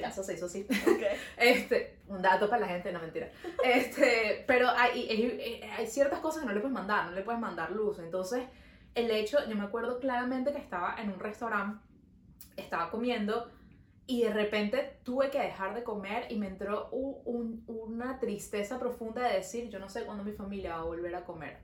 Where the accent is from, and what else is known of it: Venezuela; now in Montreal, Canada